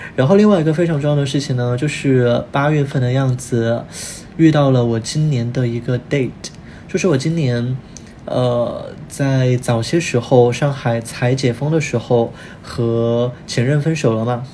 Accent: Chongqing, China; moved away; 我是重庆人

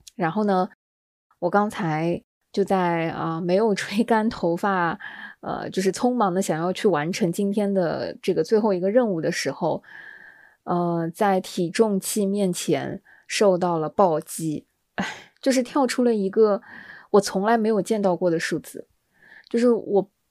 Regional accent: southern China, China; 作为南方人呢

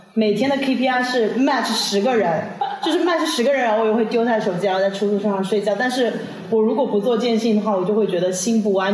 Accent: Shanghai, China; moved away as an adult; now in Bali, Indonesia; 我觉得上海依然是我的家乡，我还是会回去

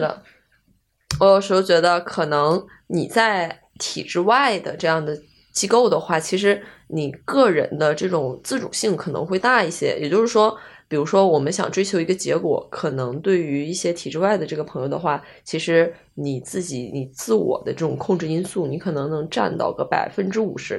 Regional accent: Northeast China, China; 因为我家是来自一个，那个四五线那种的东北那边的一个小城市

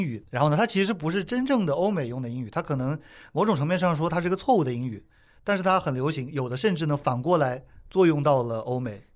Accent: China; 我们中国人都会讲印度口音

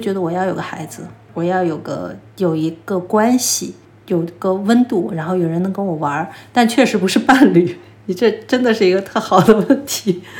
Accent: Xi'an, Shaanxi, China; now in Beijing, China; 因为我是西安人，我父母还在西安。

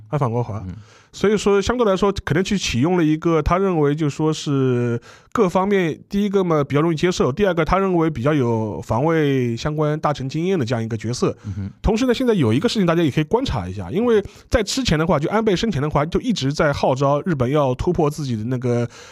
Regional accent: China; 我们作为中国人

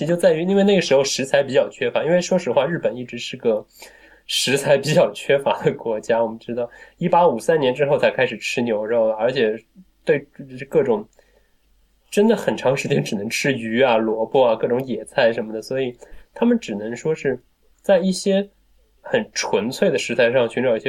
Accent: Wuxi, Jiangsu, China; 我们无锡至少在我们家乡那一带

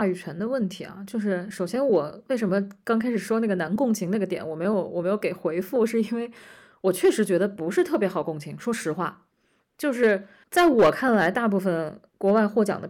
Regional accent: China; 就是作为中国人，你肯定你肯定知道那段那段历史很痛啊，你知道你的父亲母亲很苦过

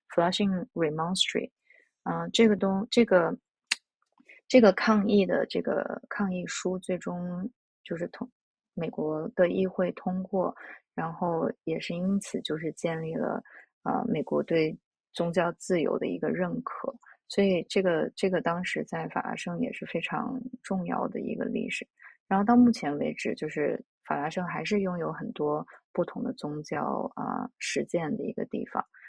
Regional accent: China; now in New York, United States; 我小时候在中国长大的那个，呃，城中村

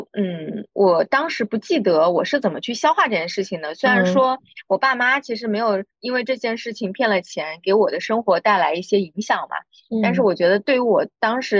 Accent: Quzhou, Zhejiang, China; 我老家是衢州的

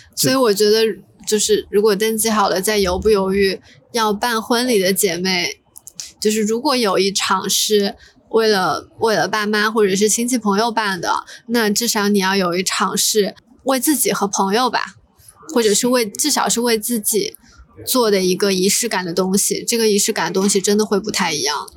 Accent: Zhejiang, China; now in Hong Kong; 我的家乡浙江

